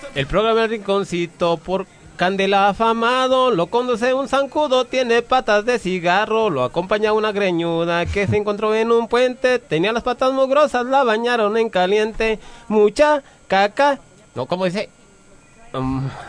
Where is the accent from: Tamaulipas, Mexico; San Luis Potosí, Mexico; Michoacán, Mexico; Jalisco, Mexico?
Michoacán, Mexico; Santa ...; mi pueblo hermoso Santa Michoacán